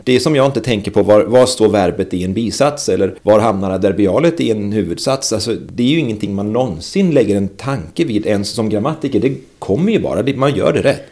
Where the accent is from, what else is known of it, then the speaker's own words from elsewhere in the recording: Västergötland, Västra Götaland, Sweden; Som västgöte använder jag vart snarare än vart